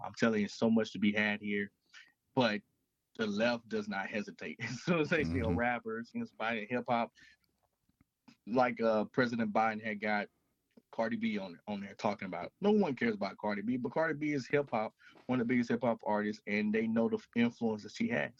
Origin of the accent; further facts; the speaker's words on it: Mississippi, United States; moved away as an adult; So I grew up in Mississippi. I currently reside in Mississippi.